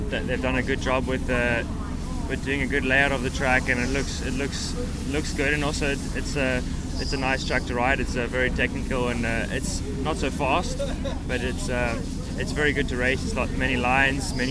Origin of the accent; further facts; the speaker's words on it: Cape Town, Western Cape, South Africa; moved away; also born or lived in Port Elizabeth, South Africa; I was born in Port Elizabeth, and I raced there until we moved to Cape Town, I think when I was 6